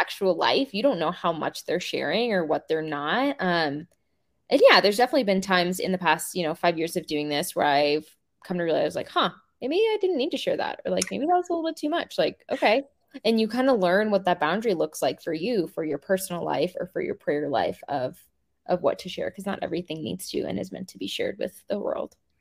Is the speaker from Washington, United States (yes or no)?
yes; Seattle, Washington, United States; I grew up in the Seattle area